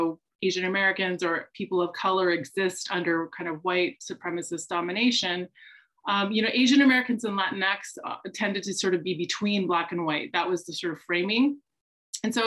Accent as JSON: {"language": "English", "region": "British Columbia", "country": "Canada", "tie": "born or raised there", "moved": "as an adult", "lives_now": "United States", "said": "I grew up in Canada, in British Columbia"}